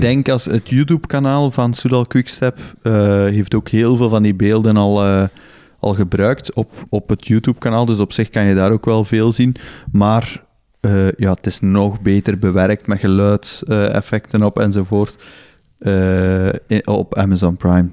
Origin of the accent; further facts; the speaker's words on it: Belgium; Als Belg